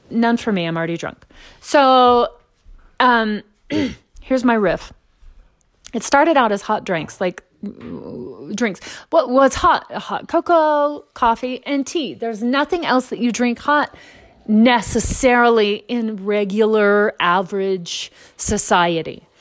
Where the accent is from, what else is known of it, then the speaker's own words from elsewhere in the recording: Texas, United States; also born or lived in Louisiana / Memphis, Tennessee; I grew up in East Texas. I grew up in Louisiana. Um, did a stint in Memphis, Tennessee, which isn't quite as deep as the others. But I grew up in the Deep South